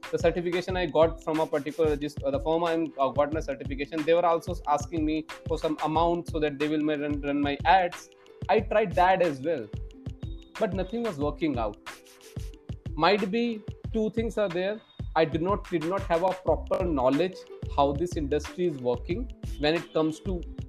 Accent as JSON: {"language": "English", "town": "New Delhi", "region": "Delhi", "country": "India", "tie": "born or raised there", "said": "I'm a Delhiite, means I was born and brought up in New Delhi itself, and I did my schooling from here itself."}